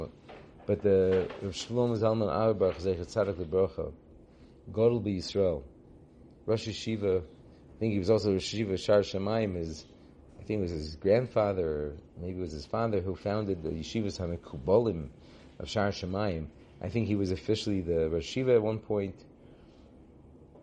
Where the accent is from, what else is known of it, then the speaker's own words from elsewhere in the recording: California, United States; I grew up in California